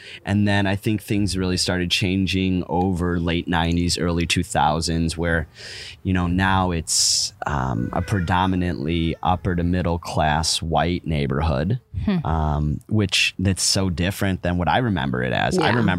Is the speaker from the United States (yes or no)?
yes; Chicago, Illinois, United States; My mom lives and has lived her whole life on Palmer. I have lived my whole life on Palmer besides my 4 years in college.